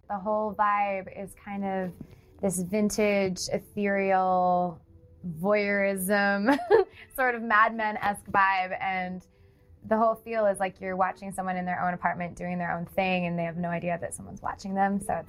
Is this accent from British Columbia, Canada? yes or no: yes; Vancouver, British Columbia, Canada; moved away; it feels so good to be back in Vancouver, my hometown.